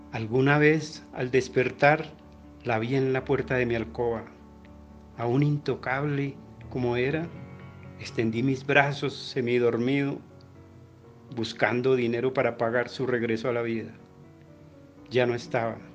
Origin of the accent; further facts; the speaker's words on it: Bogotá, Colombia; de Bogotá, Colombia.